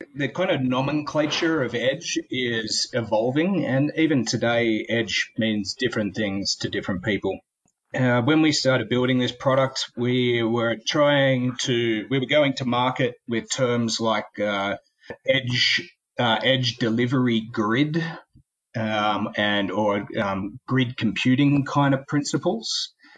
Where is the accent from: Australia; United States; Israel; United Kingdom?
Australia; also born or lived in Sydney, Australia; I'm Australian.